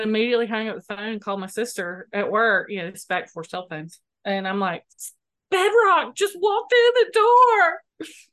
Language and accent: English; Moultrie, Georgia, United States; I grew up in Moultrie